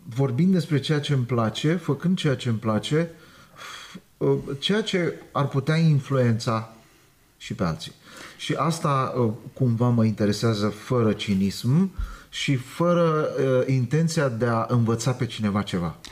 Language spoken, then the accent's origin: Romanian; Romania; Eu m-am născut în România. Sunt cetățean român.